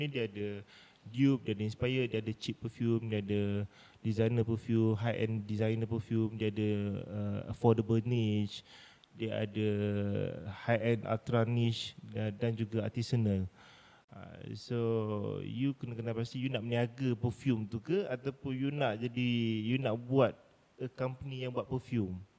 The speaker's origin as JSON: {"language": "Malay", "region": "Pahang", "country": "Malaysia", "tie": "born or raised there", "said": "saya memang anak jati Pahang. Mm-hmm. So memang mak ayah saya orang Pahang"}